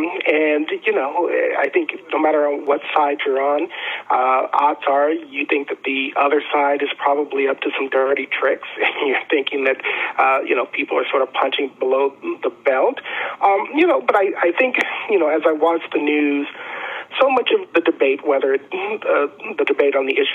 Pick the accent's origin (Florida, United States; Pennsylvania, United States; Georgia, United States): Georgia, United States; Augusta; also born or lived in Nashville / North Carolina; I was born in Nashville. I graduated from high school in Augusta, Georgia. I went to college and grad school in North Carolina.